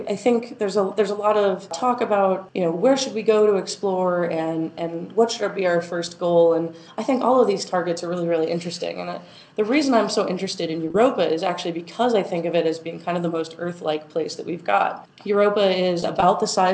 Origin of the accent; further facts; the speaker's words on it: Arizona, United States; moved away; also born or lived in Texas; I'm from Arizona. So when I'm growing up, I walk outside and I see the desert